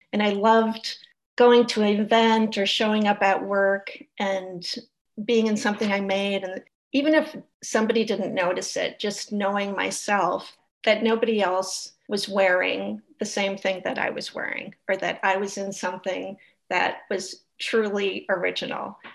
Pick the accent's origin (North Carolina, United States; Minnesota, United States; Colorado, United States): Minnesota, United States; St. Paul; I live in St. Paul